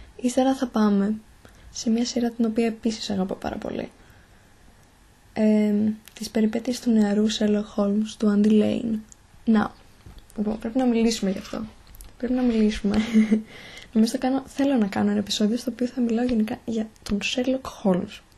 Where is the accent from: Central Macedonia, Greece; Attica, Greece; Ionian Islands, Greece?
Central Macedonia, Greece; Thessaloniki; είμαι από τη Θεσσαλονίκη, μένω στη Θεσσαλονίκη